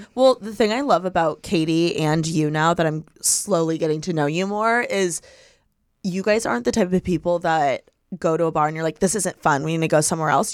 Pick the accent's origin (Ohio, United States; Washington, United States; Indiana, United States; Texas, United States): Indiana, United States; moved away; I grew up in Indiana